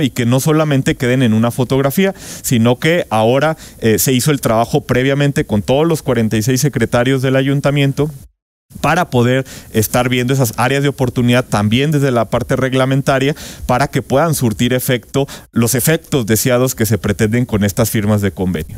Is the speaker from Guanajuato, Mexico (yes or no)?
yes; Irapuato, Guanajuato, Mexico; yo soy de Irapuato